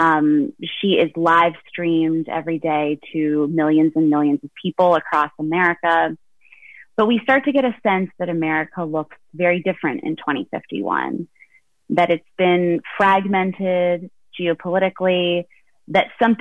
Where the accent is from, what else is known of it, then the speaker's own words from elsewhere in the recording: Quakertown, Pennsylvania, United States; moved away as an adult; also born or lived in New York City; now in Lehigh Valley, United States; I am originally from Quakertown, Pennsylvania.